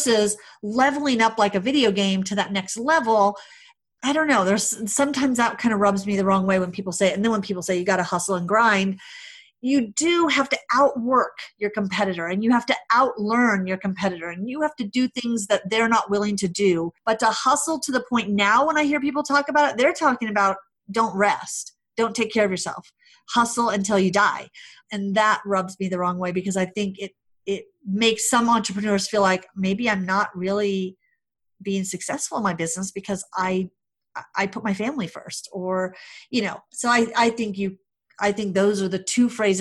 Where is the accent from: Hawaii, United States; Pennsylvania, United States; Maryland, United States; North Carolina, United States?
Hawaii, United States; also born or lived in California / Arizona; now in Denver, United States; I grew up in Hawaii, lived in California, then moved to Denver